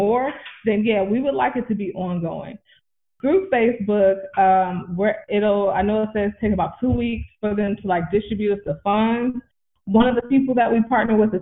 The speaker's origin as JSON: {"language": "English", "region": "California", "country": "United States", "moved": "yes", "lives_now": "Atlanta, United States", "said": "I'm originally from California"}